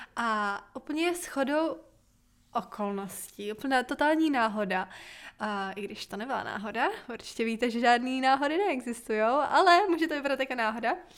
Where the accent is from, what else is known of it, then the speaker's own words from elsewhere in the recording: Bohemia, Czechia; hlavně u nás v Čechách je to ještě tradice